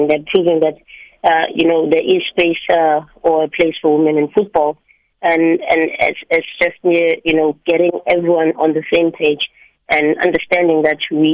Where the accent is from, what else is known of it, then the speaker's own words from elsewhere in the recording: South Africa; I'm South African. My roots are there